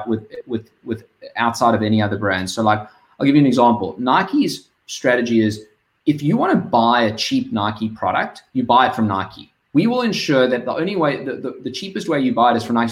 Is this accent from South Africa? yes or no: yes; South Africa; you can hear I'm South African